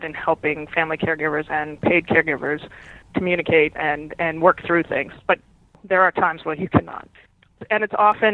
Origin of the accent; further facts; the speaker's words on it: New England, United States; I am from New England